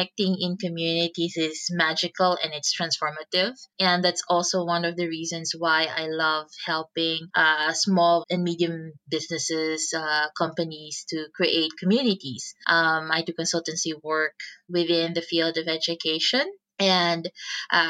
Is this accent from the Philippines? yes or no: yes; Philippines; moved away; I'm originally from the Philippines